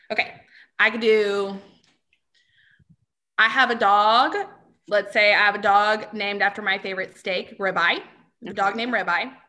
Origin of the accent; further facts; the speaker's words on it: Texas, United States; I'm not a meat person, and I'm from Texas.